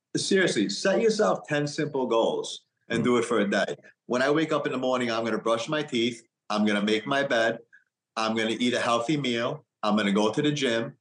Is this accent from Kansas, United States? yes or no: no; New York, United States; I grew up in New York.